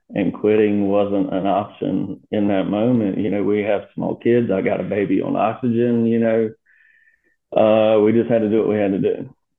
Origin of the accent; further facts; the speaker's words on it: Myrtle Beach, South Carolina, United States; also born or lived in West Virginia; born and raised in Myrtle Beach